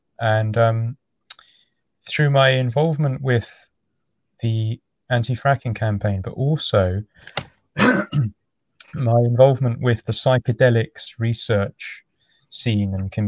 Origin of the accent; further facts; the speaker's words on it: London, United Kingdom; now in Devon, United Kingdom; Right now I'm in Devon, which is in the southwest. I'm from London originally.